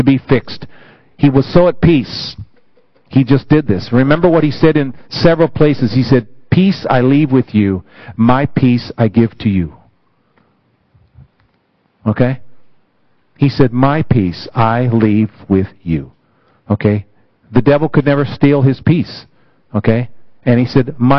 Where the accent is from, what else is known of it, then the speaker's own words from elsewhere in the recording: United States; it my home country